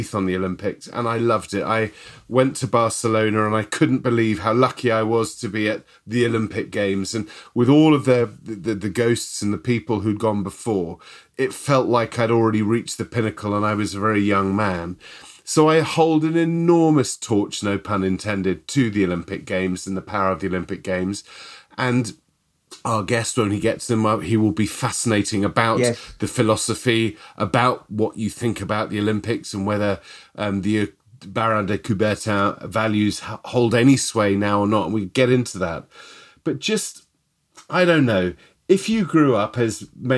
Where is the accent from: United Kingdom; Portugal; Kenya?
United Kingdom; I'm British